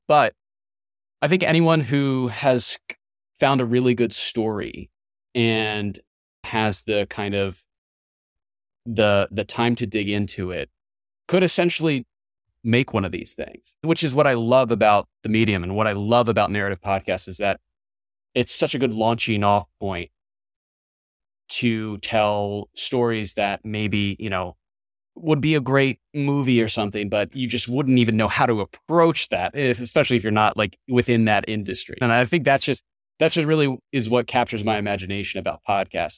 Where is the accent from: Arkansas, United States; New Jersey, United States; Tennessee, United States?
New Jersey, United States; my small hometown in New, in New Jersey